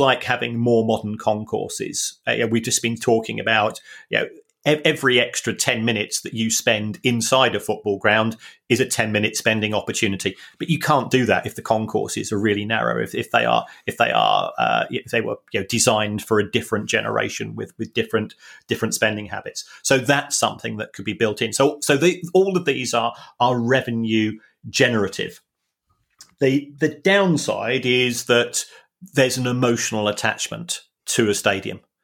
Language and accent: English; London, United Kingdom; we are both from South London, working class families